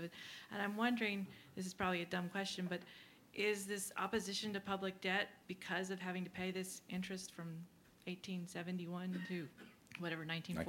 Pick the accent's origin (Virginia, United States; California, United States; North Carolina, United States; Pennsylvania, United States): Virginia, United States; when I grew up in Virginia